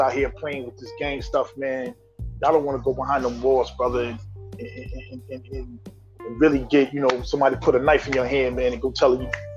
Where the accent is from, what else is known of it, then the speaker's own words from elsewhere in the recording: New London, Connecticut, United States; also born or lived in Minneapolis, Minnesota; I was born in Minneapolis, but I've been in New London, Connecticut since I was 7 years old. So that is my hometown